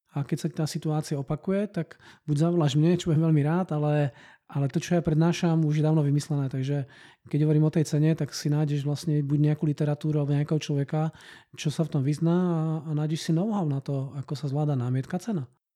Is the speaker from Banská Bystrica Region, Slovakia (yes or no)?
yes; Banská Bystrica, Banská Bystrica Region, Slovakia; moved away as an adult; now in Brno, Czech Republic; síce som rodinný Brňák, ale vyrástal som na Slovensku Banskej Bystrici